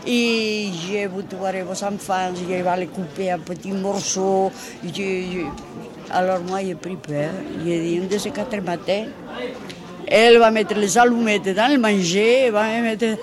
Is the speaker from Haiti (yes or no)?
no; Spain; moved away as an adult; now in France; je suis venue d'Espagne directement ici. J'ai passé les Pyrénées à pied avec ma fille de 4 ans. Je suis venue directement ici.